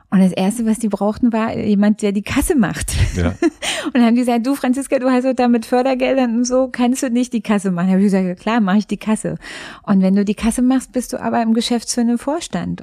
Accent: Frankfurt, Brandenburg, Germany; Ich bin in Frankfurt-Oder geboren. Ich habe ähm, eine ostdeutsche Anfangsbiografie

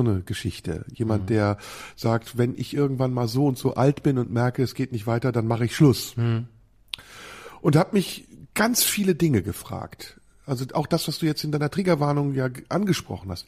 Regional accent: Neuss, North Rhine-Westphalia, Germany; in meiner Heimatstadt Neuss

